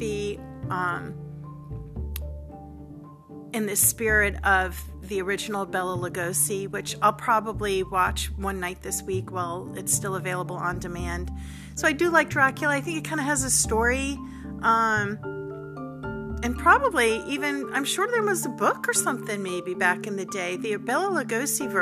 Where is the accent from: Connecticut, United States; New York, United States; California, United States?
New York, United States; Long Island; where I grew up on Long Island in New York